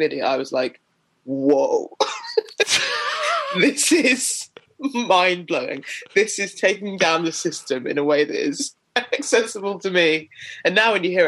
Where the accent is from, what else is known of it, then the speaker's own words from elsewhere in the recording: Sutton, London, United Kingdom; I grew up in Sutton in South London.